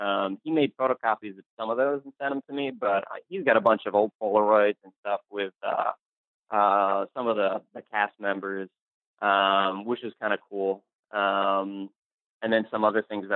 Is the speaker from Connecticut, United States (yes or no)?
yes; Connecticut, United States; moved away; I'm from Connecticut too. So I happen to be in Connecticut with family.